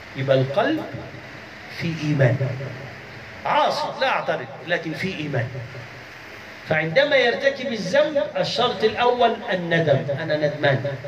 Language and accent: Arabic; Egypt; عندنا في مصر